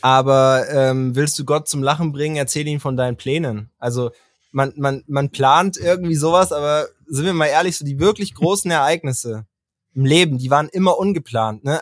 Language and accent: German; Bavaria, Germany; und ich halt auch aus Bayern